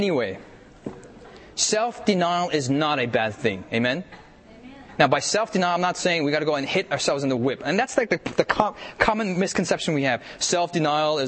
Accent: United States; I'm an American myself

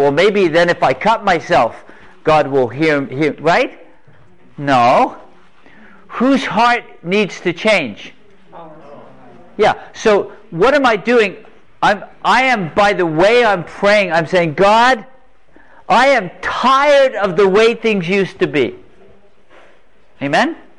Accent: England, United Kingdom; moved away; also born or lived in North Carolina; I grew up in England. Grew up in England, a little island off the coast of Europe.

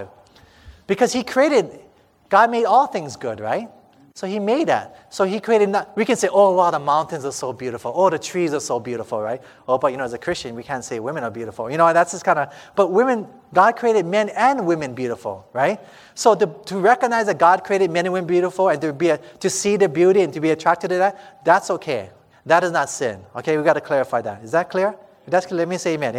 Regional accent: Hawaii, United States; I'm from Hawaii.

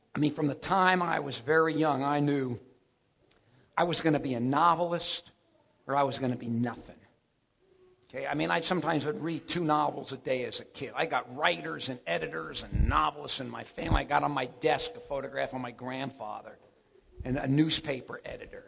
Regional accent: Miami Beach, Florida, United States; moved away as an adult; I went back home, and I grew up in Miami Beach. And that's where I grew up.

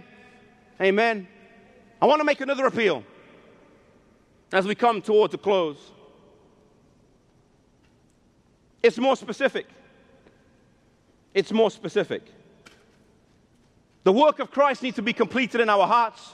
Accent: England, United Kingdom; I'm half Icelandic and half Mauritian, though I was born in England

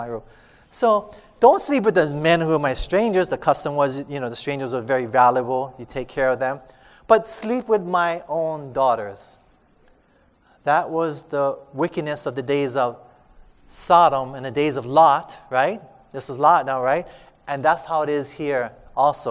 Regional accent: Hawaii, United States; we're from Hawaii

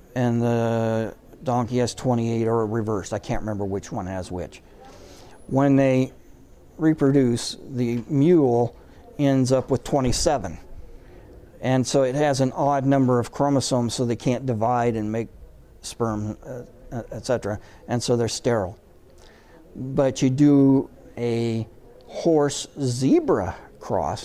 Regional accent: the Northwest, Pacific Northwest, United States; I'm from the Northwest.

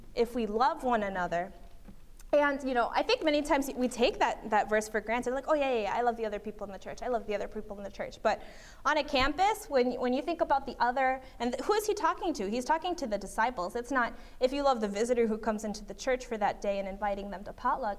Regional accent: Berrien Springs, Michigan, United States; I was raised in Berrien Springs, Michigan

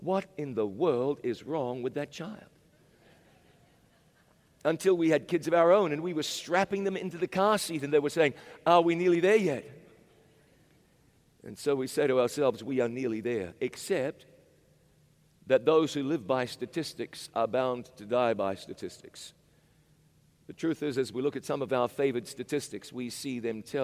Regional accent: Chattanooga, Tennessee, United States; In Chattanooga, Tennessee, my hometown

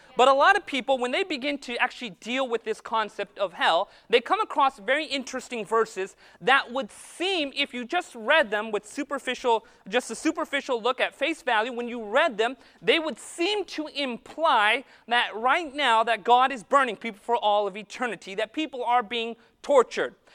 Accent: Modesto, California, United States; I'm from Modesto

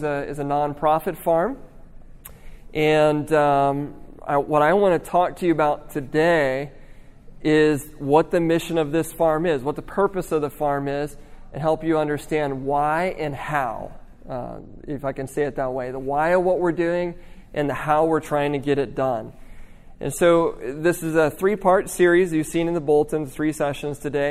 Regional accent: Midwest, United States; moved away as an adult; also born or lived in Oklahoma / Nevada; now in California, United States; I'm from the Midwest. I grew up in the Midwest.

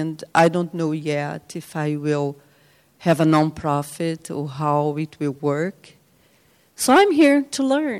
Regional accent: Brazil; moved away as an adult; now in United States; I'm from Brazil, but I live here now. Some years ago, I came to the United States.

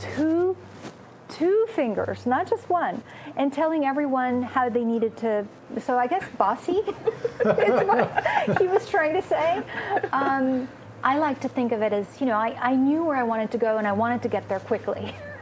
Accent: Romania; first language Romanian; English is a second language; moved away; also born or lived in Austria / Southeast Asia / France; I was born in Romania, so my birth language, Romanian, I'll probably never forget

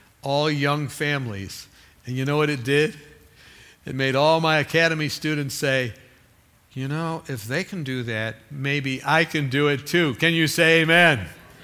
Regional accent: California, United States; I'm from California

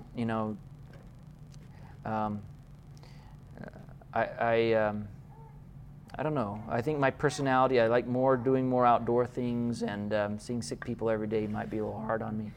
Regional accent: Loma Linda, California, United States; I was born in Loma Linda

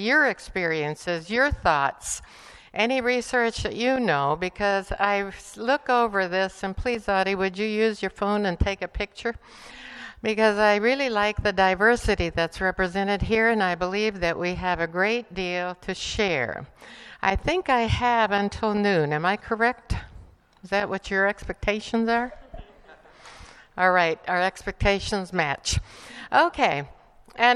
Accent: Bolivia; English is a second language; also born or lived in Estonia; now in United States; I grew up in Bolivia

